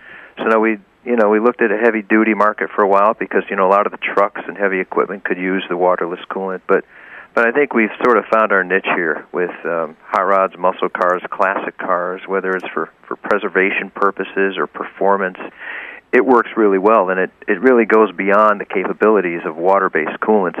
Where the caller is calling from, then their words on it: Suffield, Connecticut, United States; I'm calling from Suffield, Connecticut.